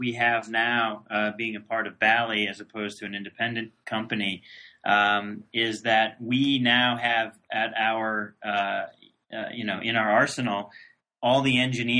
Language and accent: English; Northeast, United States; I'm from the Northeast